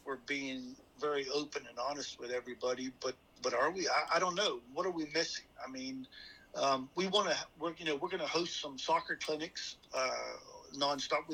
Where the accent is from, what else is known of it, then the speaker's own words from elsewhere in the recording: Bermuda; moved away; I grew up in Bermuda